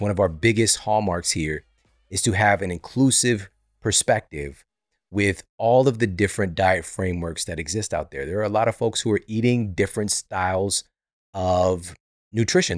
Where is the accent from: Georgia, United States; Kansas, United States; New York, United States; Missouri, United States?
Missouri, United States; St. Louis; Saint Louis University, which is, this is my hometown